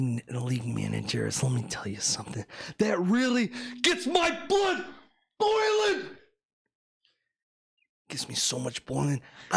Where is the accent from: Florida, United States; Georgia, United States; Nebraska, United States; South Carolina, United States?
Florida, United States; You know, I'm from Florida, okay?